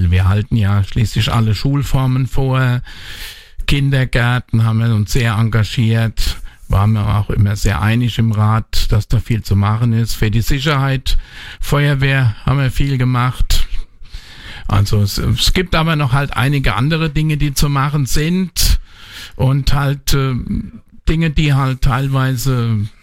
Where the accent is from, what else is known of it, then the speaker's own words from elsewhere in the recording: Bad Kreuznach, Rhineland-Palatinate, Germany; Das ist meine Heimatstadt bin hier geboren, aufgewachsen, lebe mein ganzes Leben schon hier.